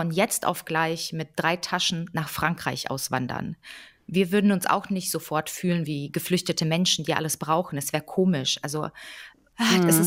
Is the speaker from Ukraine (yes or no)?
yes; Ukraine; now in Germany; Meine Eltern sind Russen. Ich bin aber in der Ukraine geboren und wir haben da gelebt und hatten auch ukrainische Pässe, bevor wir hier äh, nach Deutschland eingewandert sind 1993.